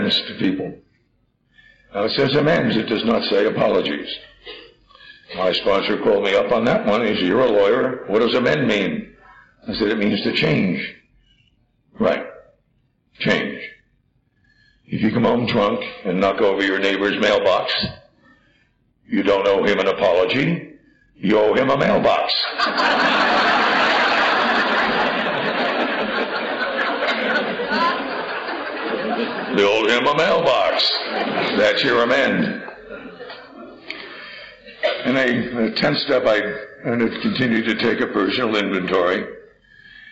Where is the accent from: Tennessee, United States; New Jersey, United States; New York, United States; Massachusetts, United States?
New Jersey, United States; I grew up in New Jersey, we didn't have any crops